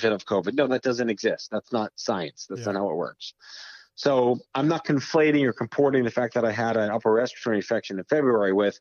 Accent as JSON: {"language": "English", "region": "New York", "country": "United States", "tie": "born or raised there", "said": "I was born and raised in New York"}